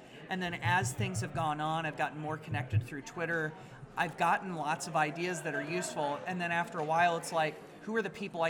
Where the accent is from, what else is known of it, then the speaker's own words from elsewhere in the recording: West Central Indiana, United States; I'm from West Central Indiana.